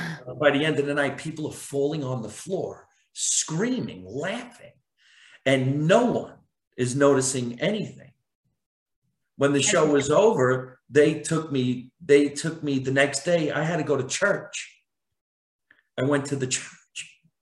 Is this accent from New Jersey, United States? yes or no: yes; New Jersey, United States; And you can't hear that I'm from New Jersey. I had no accent. I went to, acting school, and I did everything I could to get rid of my accent.